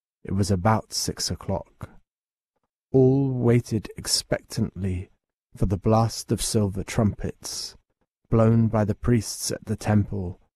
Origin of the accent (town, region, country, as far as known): England, United Kingdom